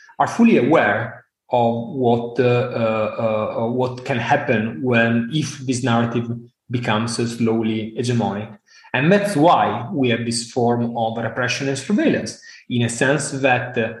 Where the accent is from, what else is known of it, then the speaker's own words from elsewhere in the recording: Italy; I come from Italy